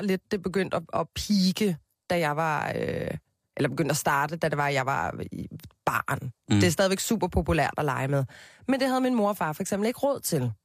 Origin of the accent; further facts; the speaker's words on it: Copenhagen, Capital Region of Denmark, Denmark; Jeg voksede op på Christianshavn med min mor og min far